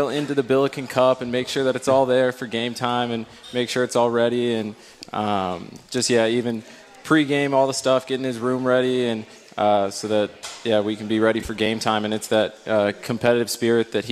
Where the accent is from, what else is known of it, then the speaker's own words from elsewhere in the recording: St. Louis, Missouri, United States; I'm from St. Louis as well. I went to CBC